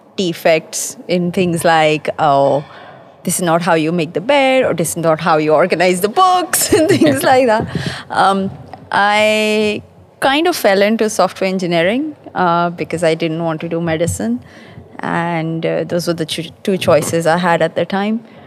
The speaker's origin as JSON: {"language": "English", "country": "Pakistan", "moved": "as an adult", "lives_now": "London, United Kingdom", "said": "I'm based in London. Uh, I'm originally from Pakistan. I've been in London for about 18 years"}